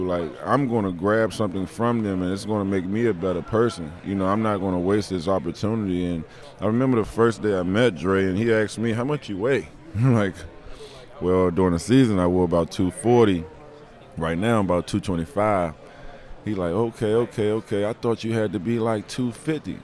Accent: Maryland, United States; I grew up in Maryland

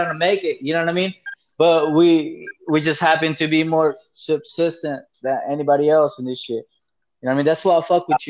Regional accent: Los Angeles, California, United States; also born or lived in El Salvador / Alaska; I'm from the West Coast myself, man. I'm from the LA area, you know what I mean? Balling Heights.

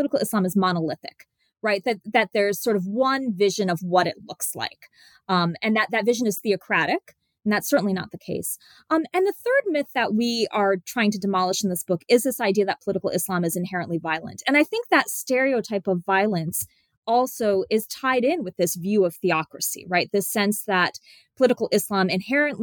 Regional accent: United States; somebody who grew up in the 1980s, right, in the United States

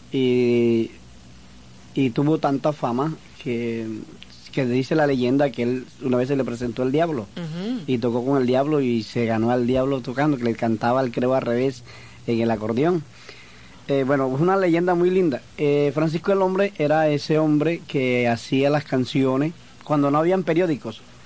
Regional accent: Sincelejo, Sucre, Colombia; Soy de Cincelejo

